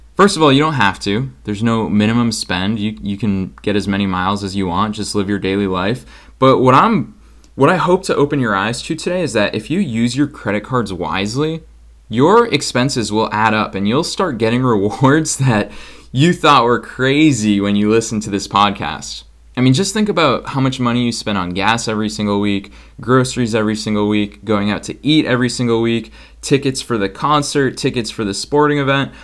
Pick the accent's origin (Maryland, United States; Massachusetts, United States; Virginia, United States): Massachusetts, United States; Boston; moved away as an adult; now in Los Angeles, United States; I'm coming at you from Boston, Massachusetts, my hometown where I grew up, lived here my entire life before I moved to Los Angeles this year